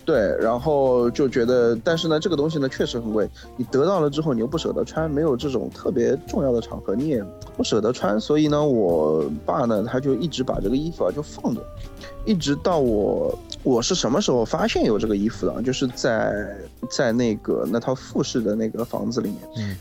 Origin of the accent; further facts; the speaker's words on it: Shanghai, China; 我们上海话叫点 L 景